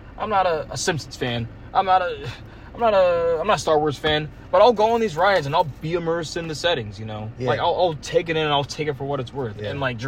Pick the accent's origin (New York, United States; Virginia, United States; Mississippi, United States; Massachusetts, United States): Virginia, United States; from Virginia